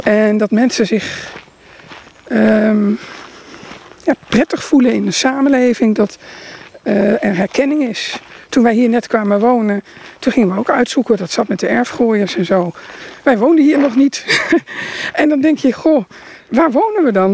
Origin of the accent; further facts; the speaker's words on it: Roden, Drenthe, Netherlands; also born or lived in Groningen; ik ben geboren in Groningen en opgegroeid in Rode, Noord-Drenthe